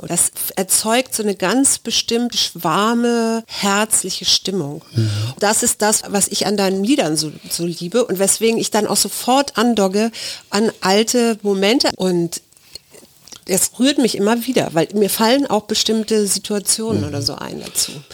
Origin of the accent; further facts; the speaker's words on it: Hamburg, Germany; als gebürtige Hamburgerin